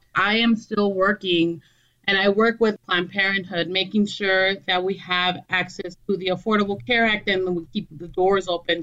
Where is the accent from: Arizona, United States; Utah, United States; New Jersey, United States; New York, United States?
Arizona, United States; Douglas; also born or lived in Agua Prieta, Sonora, Mexico; now in Phoenix, United States; I'm originally from southern Arizona, from a border town, uh, Douglas and Agua Prieta. I was born in Douglas, raised between the two cities.